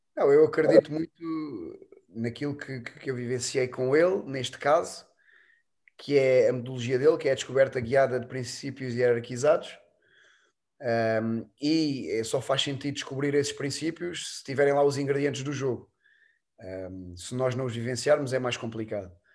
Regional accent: Alentejo, Portugal; E lá no Alentejo, eu sou alentejano

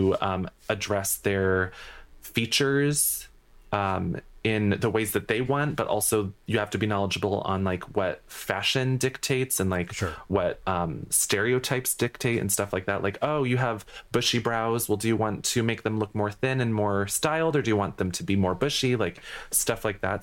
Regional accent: New England, United States; I'm from New England

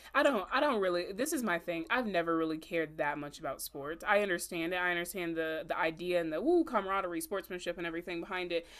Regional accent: Augusta, Georgia, United States; I'm from Augusta

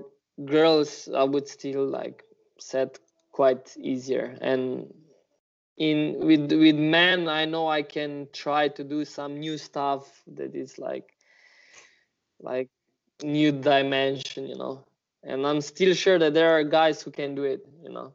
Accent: Slovenia; Ljubljana is like 45 minutes from my hometown

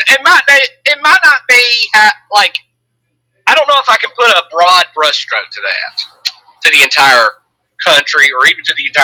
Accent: Alabama, United States; I grew up in Alabama.

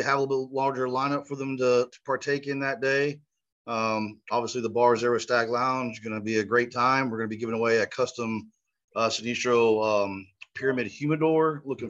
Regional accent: Tulsa, Oklahoma, United States; Tulsa, Oklahoma, one of pretty much my hometown.

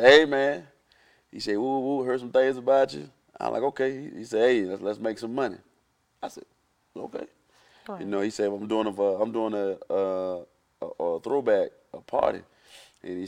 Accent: South Florida, United States; I'm from South Florida

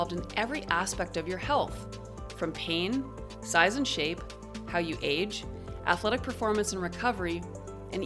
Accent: Winnipeg, Manitoba, Canada; in Winnipeg, which is, of course, my hometown

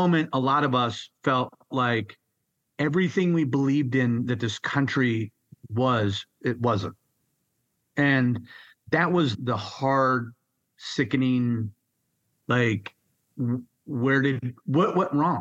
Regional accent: Minnesota, United States; also born or lived in San Diego, California; born in San Diego. Then I was raised in Minnesota, went to school and everything

